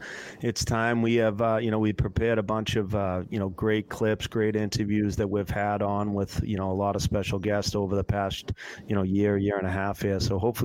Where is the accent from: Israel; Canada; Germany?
Canada; especially being a Canadian, I think that Canada is just in such a difficult spot with that pick